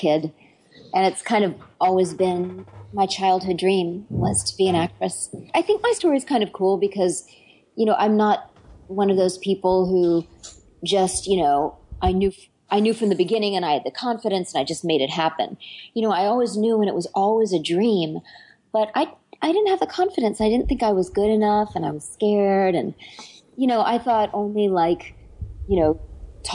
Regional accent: Washington, District of Columbia, United States; moved away as an adult; also born or lived in Paris, France; I was born in Washington, D.C.

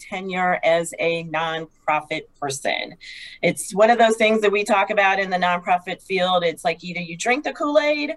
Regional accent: Kansas, United States; moved away as an adult; also born or lived in New Jersey; now in Phoenix, United States; I grew up in this great state of Kansas

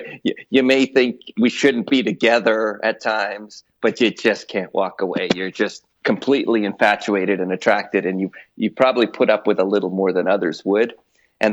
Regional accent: Biggar, Saskatchewan, Canada; moved away as an adult; also born or lived in London, England; now in Alberta, Canada; I moved from London, England to Bigger, Saskatchewan in the early 70s

